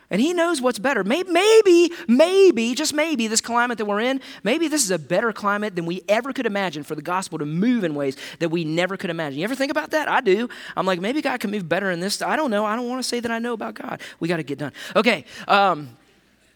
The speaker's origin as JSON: {"language": "English", "country": "United States", "said": "as an American"}